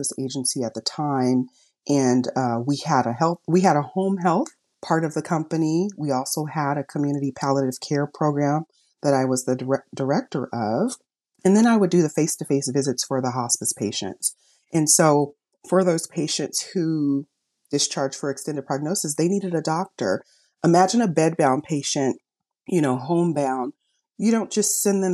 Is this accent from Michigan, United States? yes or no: no; Los Angeles, California, United States; I'm from Los Angeles, and like I said, community service has always been a part of my life, even in every stage of my education. I remember in college, I was a tutor back in Los Angeles where I grew up